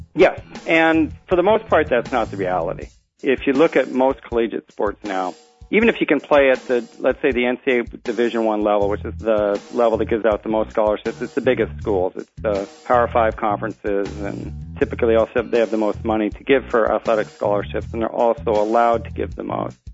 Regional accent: Seattle, Washington, United States; now in Washington, D.C., United States; I'm from Seattle originally and moved to Washington D.C

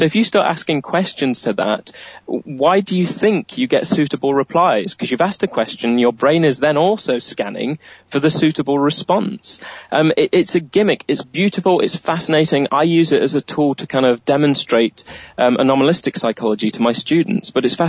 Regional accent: Nottingham, East Midlands, United Kingdom; a guy called Melton, who was from my hometown of Nottingham

